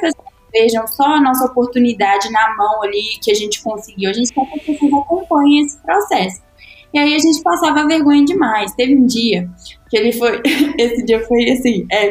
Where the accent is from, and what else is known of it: Brazil; born or raised there; also born or lived in United States